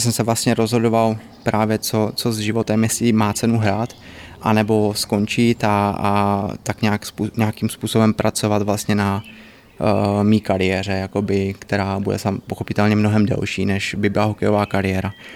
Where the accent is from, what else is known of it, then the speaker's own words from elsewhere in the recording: Znojmo, South Moravian Region, Czechia; My jsme oba dva znojmáci, … je vlastně eh, z Kravska, já jsem jakoby ze Znojma